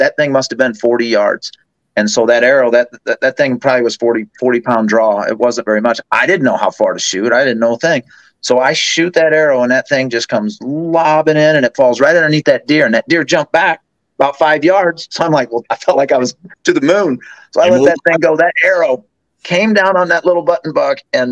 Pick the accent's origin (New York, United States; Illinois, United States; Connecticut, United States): Illinois, United States; Southern; I grew up in Southern Illinois